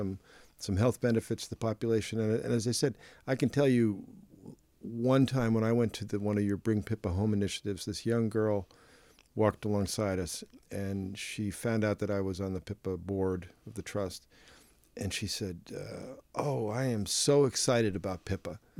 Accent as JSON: {"language": "English", "country": "United States", "said": "I'm from the United States"}